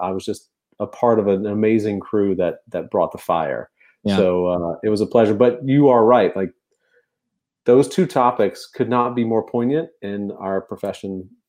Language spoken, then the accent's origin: English; Louisiana, United States; also born or lived in Texas / Colorado; I was born in Texas. My dad was military, grew up in Louisiana, right? Spent most of my formative years in the deep, deep South